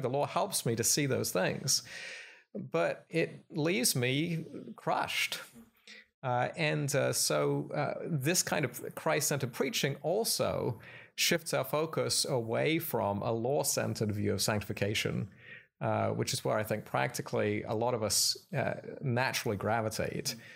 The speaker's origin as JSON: {"language": "English", "country": "United Kingdom", "also_born_or_lived": "Philadelphia, United States / Cambridge, England / Oxford, England", "moved": "as an adult", "lives_now": "Glenside, United States", "said": "I'm, uh, from Britain"}